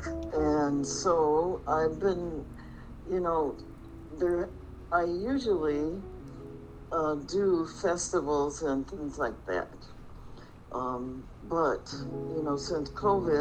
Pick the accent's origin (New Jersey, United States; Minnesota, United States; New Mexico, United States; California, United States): Minnesota, United States; Minneapolis; now in Phoenix, United States; I am here in Phoenix, but I am from Minneapolis, Minnesota